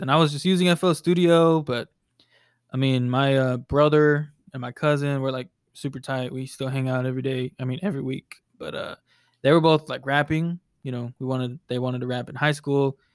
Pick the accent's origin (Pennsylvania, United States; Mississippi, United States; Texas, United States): Texas, United States; Lancaster; also born or lived in Dallas, Texas; I'm born and raised in Dallas. Um, I grew up in a, a town called Lancaster, and that's where I, I grew up, you know, for, like, the first eighteen years of my life